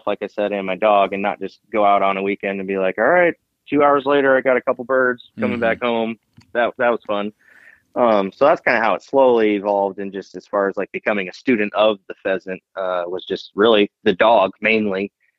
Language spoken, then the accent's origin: English; Iowa, United States; Yep. Been there my whole life and grew up pheasant hunting with my dad and brother and Uncle Mike mainly.